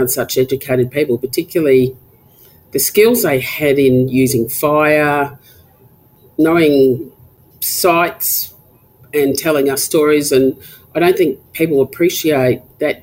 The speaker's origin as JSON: {"language": "English", "town": "Alice Springs", "region": "Northern Territory", "country": "Australia", "tie": "born or raised there", "said": "I was born and raised in Alice Springs. I did all my schooling there."}